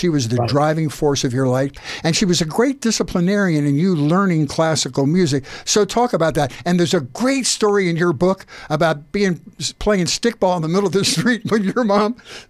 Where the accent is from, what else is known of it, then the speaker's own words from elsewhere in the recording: Philadelphia, Pennsylvania, United States; I grew up in Philadelphia, and part of the DNA of every Philly kid is a predisposition for rhythm and blues.